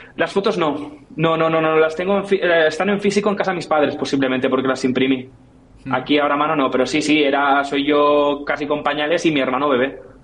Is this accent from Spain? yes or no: yes; Catalonia, Spain; yo soy catalán y mi padre también